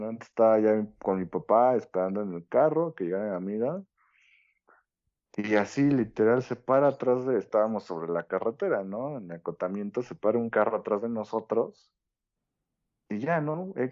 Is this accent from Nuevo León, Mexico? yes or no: no; Chalco, State of Mexico, Mexico; yo soy de Chalco.